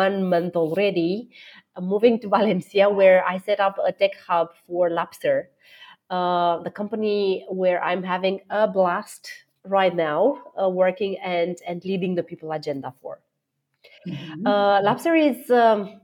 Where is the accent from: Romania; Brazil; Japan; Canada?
Romania; moved away; I am born and raised in Romania